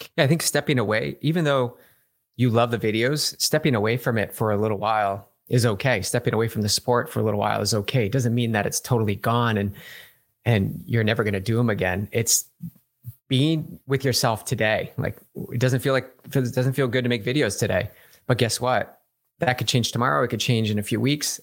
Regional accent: Massachusetts, United States; moved away; I'm from back east. I'm actually from Massachusetts.

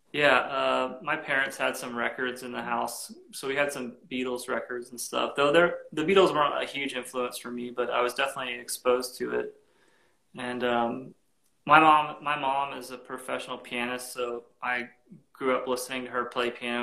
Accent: Florida, United States; I grew up in Florida

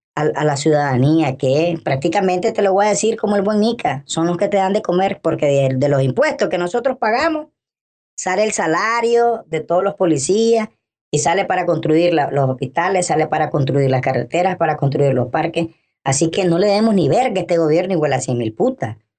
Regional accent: Nicaragua; como nicaragüenses

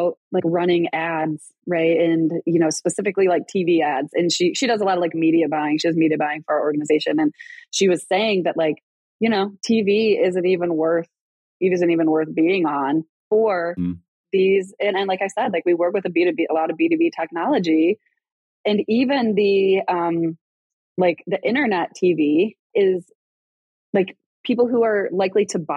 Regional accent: Rochester, New York, United States; accent: Rochester accent; moved away; I grew up in Rochester, New York, and I don't know if people like know, like there's a Rochester accent

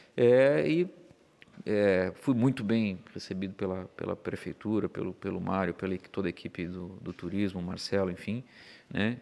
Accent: Blumenau, Santa Catarina, Brazil; eu sou de Blumenau

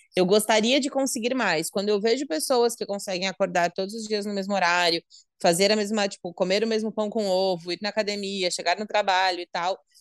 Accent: Santa Catarina, Brazil; sou de Santa Catarina, noiva, 31 anos, mulher

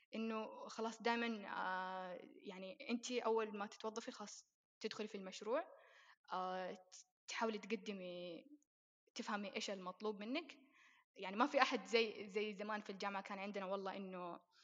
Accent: Saudi Arabia; إحنا عندنا في السعودية

